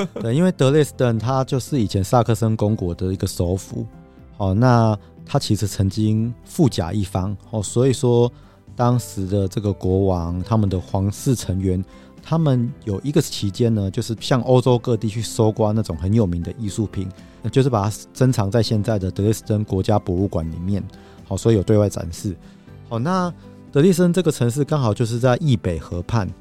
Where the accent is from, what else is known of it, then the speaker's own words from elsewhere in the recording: Taiwan; 我们亚洲人，我们台湾人